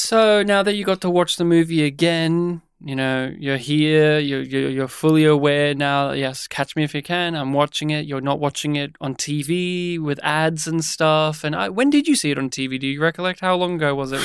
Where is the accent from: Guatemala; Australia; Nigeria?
Australia; also born or lived in Melbourne, Australia; we're Australian